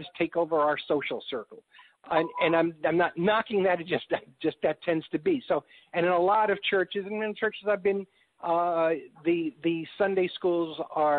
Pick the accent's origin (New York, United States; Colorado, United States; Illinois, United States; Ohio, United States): New York, United States; also born or lived in Chicago; now in Texas, United States; I'm from New York